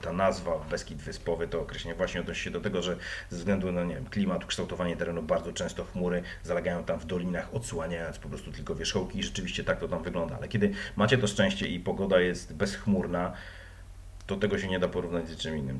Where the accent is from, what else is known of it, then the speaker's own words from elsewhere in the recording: Wrocław, Lower Silesian Voivodeship, Poland; Jestem z Wrocławia